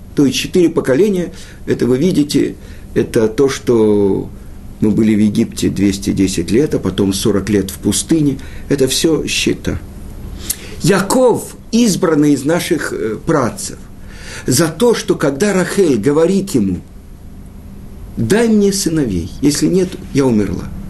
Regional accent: Russia; Мы родились в России

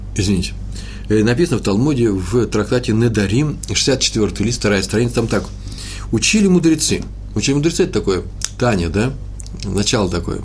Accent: Russia; now in Jerusalem, Israel; мы из России

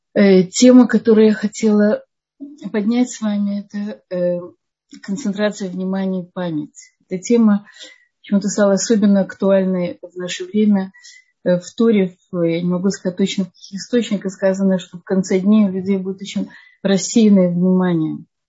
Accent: Odesa, Odesa Oblast, Ukraine; я сама из Одессы

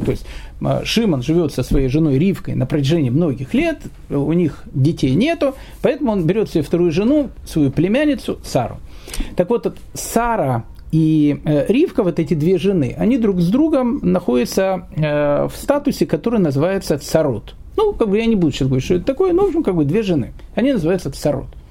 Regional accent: Kyiv, Ukraine; moved away as an adult; also born or lived in Australia / Israel; я сам из Киева

